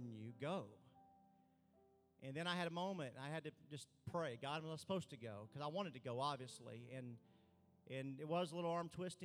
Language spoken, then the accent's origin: English; Arkansas, United States; I'm from Arkansas